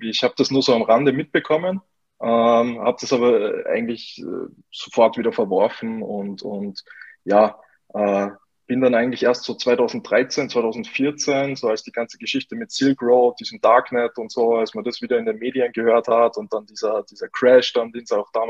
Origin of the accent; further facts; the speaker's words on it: Salzburg, Austria; accent: Austrian; Ähm, ich komme aus Österreich, wie man vielleicht äh, ein wenig hört. Ich werde mich bemühen, ähm, meinen österreichischen Akzent ein bisschen zu verstecken. Ähm, genau, ich komme aus Salzburg, ähm, bin äh, ja in Salzburg auch auf, aufgewachsen